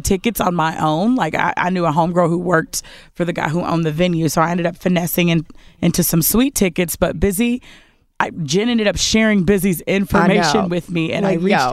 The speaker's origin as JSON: {"language": "English", "town": "Lexington", "region": "Kentucky", "country": "United States", "tie": "born or raised there", "moved": "yes", "said": "my hometown of Lexington, Kentucky"}